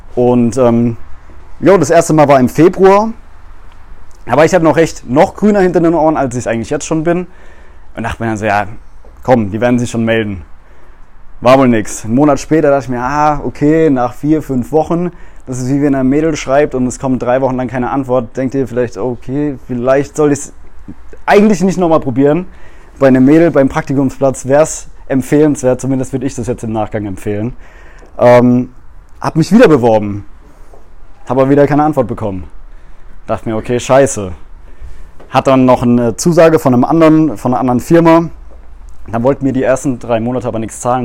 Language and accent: German; Mannheim, Baden-Württemberg, Germany; Ich komme aus dem Raum Mannheim